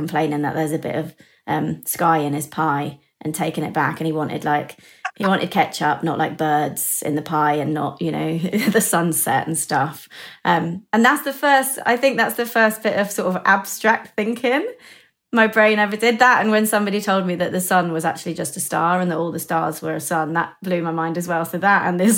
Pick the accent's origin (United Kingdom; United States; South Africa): United Kingdom; Bucklebury, South East England; I grew up in a little village called Bucklebury, which is sort of half an outside Reading in the south of England